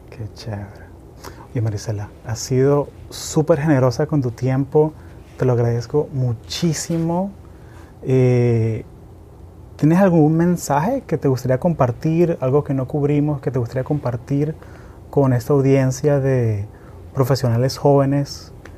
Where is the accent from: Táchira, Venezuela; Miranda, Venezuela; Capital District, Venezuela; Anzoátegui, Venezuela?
Capital District, Venezuela; Caracas; yo crecí en Caracas, que es una ciudad de 6 millones de personas